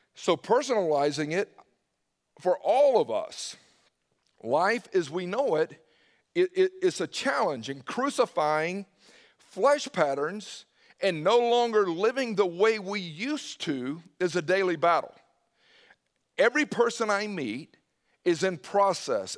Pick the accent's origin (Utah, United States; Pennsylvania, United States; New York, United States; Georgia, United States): Georgia, United States; Newnan; moved away; also born or lived in Indiana; growing up in Noonan